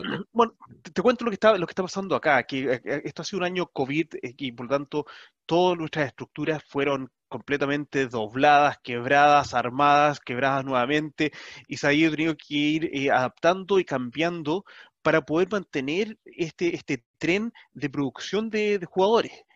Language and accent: Spanish; Chile; nosotros como chilenos, puede ser comunicado en nuestra misma lengua.